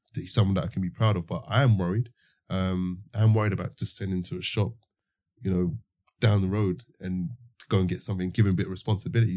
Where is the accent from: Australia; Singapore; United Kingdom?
United Kingdom; London; growing up in the Osby estate